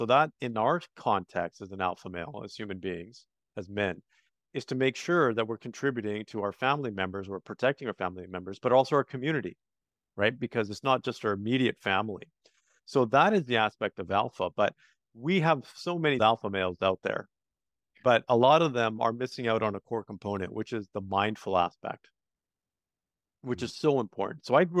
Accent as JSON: {"language": "English", "country": "Canada", "tie": "born or raised there", "said": "Actually, Canada. So I'm Canadian."}